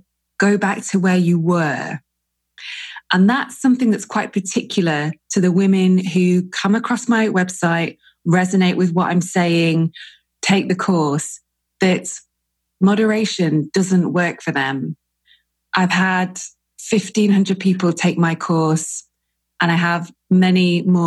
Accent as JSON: {"language": "English", "region": "England", "country": "United Kingdom", "said": "I'm English as well"}